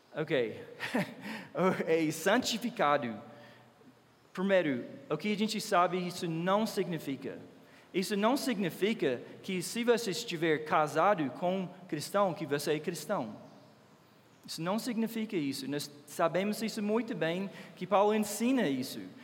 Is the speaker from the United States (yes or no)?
yes; United States; Portuguese is a second language; moved away as an adult; now in Brazil; eu sou americano